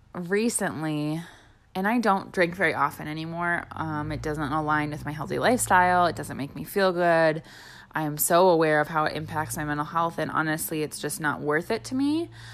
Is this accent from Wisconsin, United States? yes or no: yes; Wisconsin, United States; growing up in Wisconsin, where there are more bars than there are grocery stores